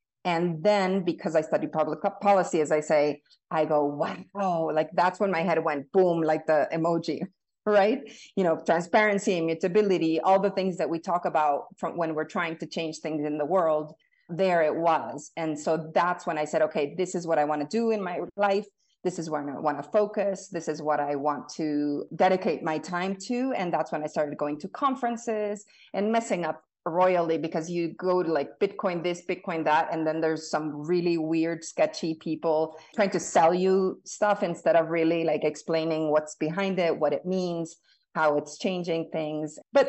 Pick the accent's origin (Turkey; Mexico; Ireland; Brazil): Mexico; also born or lived in Bolivia / Colombia; now in United States; So I was born in the U.S., half Mexican, half American. I lived in the U.S. until I was five. And then I grew up in South America, Mexico, Bolivia, Colombia, and came back to the U.S. for college.